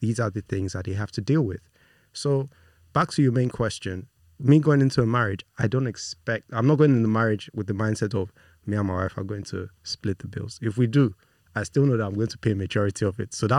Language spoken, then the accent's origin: English; Nigeria; also born or lived in United Kingdom; I was born in the UK, but I was raised in Nigeria by Nigerian parents, Nigerian extended family all around.